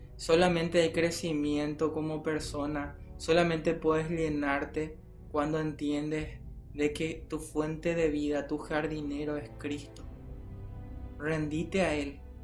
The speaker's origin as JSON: {"language": "Spanish", "country": "Paraguay", "said": "como paraguayos mismos"}